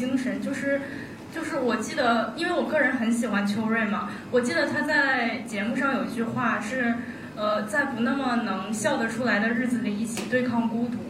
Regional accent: Zhengzhou, Henan, China; now in Shenyang, China; 就是我比较喜欢沈阳的一些做饭的口味儿。因为我是郑州来的，就是我们那儿就是一般就是咸的、辣的之类的嘛。然后来到沈阳之后，才发现原来可以甜咸甜酸甜。

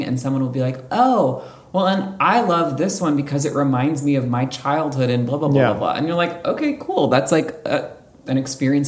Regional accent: Montclair, New Jersey, United States; moved away; also born or lived in Philadelphia; I grew up in North Jersey

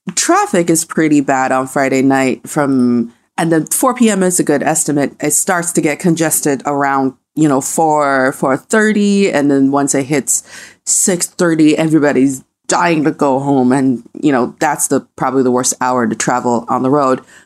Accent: Changchun, Jilin, China; now in Beijing, China; when I was around from eight to thirteen, so before, you know, until early two thousands in my hometown in the Northeast, uh, uh, city of Changchun

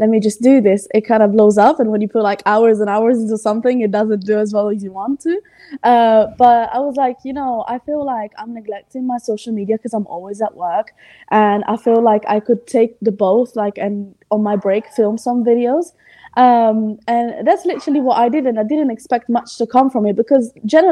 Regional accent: Italy; English is a second language; moved away as an adult; now in United Kingdom; I was born in Italy and I lived in Italy

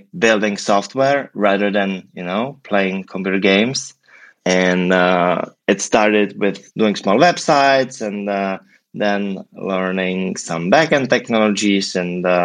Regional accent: Prague, Czechia; moved away as an adult; now in San Francisco, United States; I'm originally from Prague, from the Czech Republic, and probably 7 years ago made the leap to the US

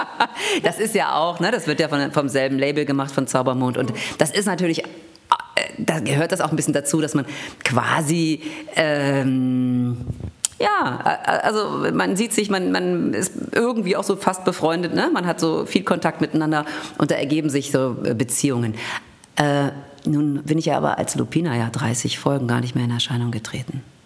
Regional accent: Düsseldorf, North Rhine-Westphalia, Germany; moved away as an adult; also born or lived in Cologne / Hanover / Senftenberg / Berlin; ich kam aus Düsseldorf, über Köln, über Hannover

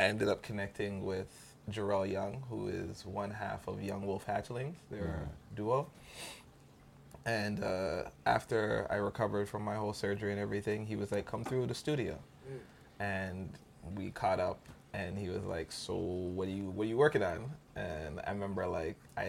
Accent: Jamaica; I'm Jamaican

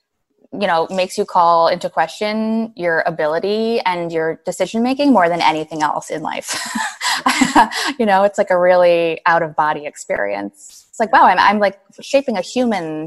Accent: New York City, New York, United States; moved away as an adult; now in Boston, United States; grew up in New York, Manhattan. Yep, in the city

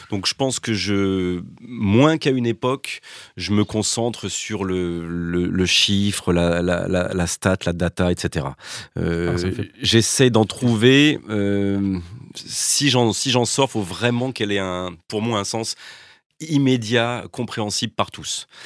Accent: Lyon, Auvergne-Rhône-Alpes, France; Je suis lyonnais.

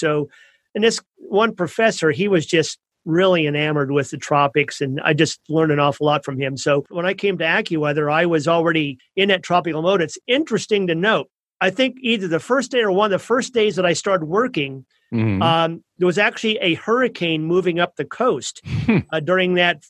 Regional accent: Midwest, United States; moved away; I was born out in the Midwest

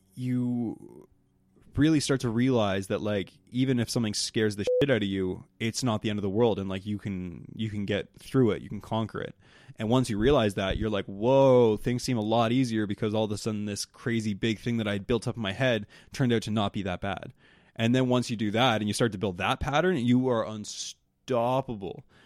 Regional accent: the Maritimes, Canada; I'm from the Maritimes

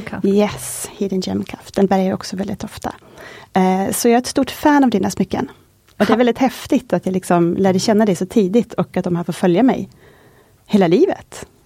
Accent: Kåge, Västerbotten County, Sweden; moved away; jag kommer från en liten by som heter Kåge utanför Skellefteå, en mil norr om Skellefteå

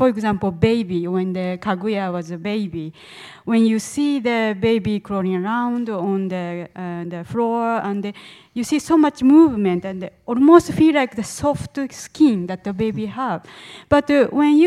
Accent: Japan; moved away; I grew up in Japan

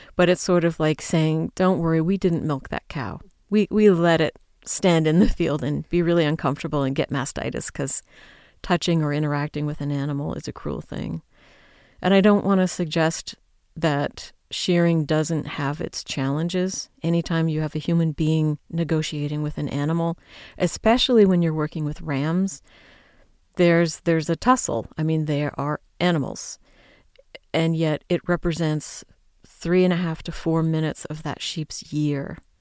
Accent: United States; I'm an American

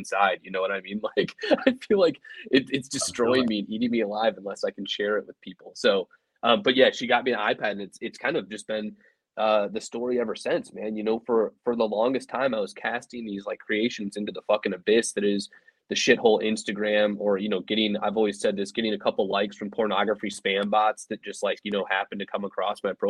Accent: Elkhart, Indiana, United States; I grew up in Northern Indiana.

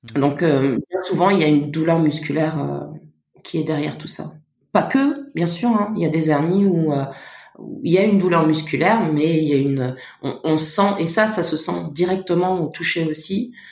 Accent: Luxembourg; moved away as an adult; now in Paris, France; je viens du Luxembourg et je suis arrivée à Paris il y a il sept ans

